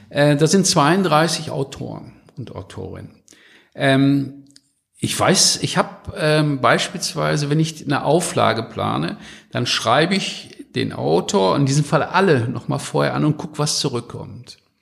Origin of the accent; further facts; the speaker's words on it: North Rhine-Westphalia, Germany; ich bin ja Westfale